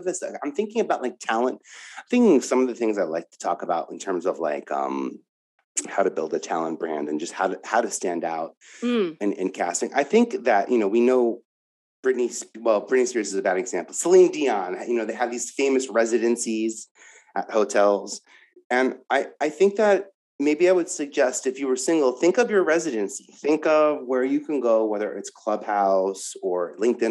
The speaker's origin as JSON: {"language": "English", "region": "New York", "country": "United States", "said": "I'm from New York"}